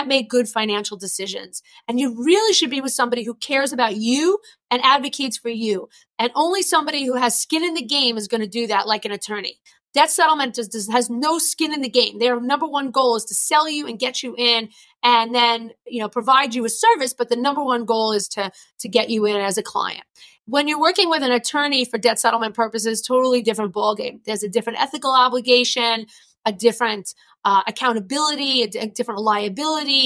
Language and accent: English; New York, United States; accent: New York; my New York accent